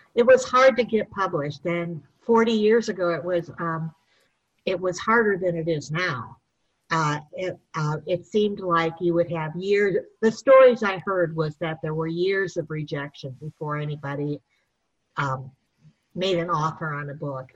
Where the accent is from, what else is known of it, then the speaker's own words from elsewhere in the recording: St. Paul, Minnesota, United States; I'm originally from Minnesota, St. Paul, Minnesota